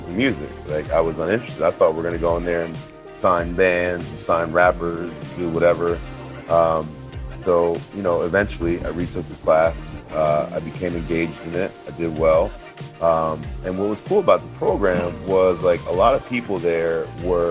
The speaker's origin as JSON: {"language": "English", "region": "New Jersey", "country": "United States", "tie": "born or raised there", "moved": "as an adult", "lives_now": "New York City, United States", "said": "I'm from North Jersey"}